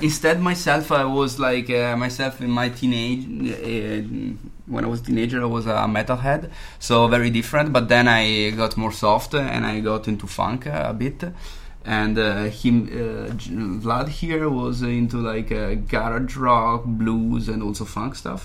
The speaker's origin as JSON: {"language": "English", "town": "Modena", "region": "Emilia-Romagna", "country": "Italy", "moved": "yes", "said": "I'm from Italy. I'm from uh, Modena."}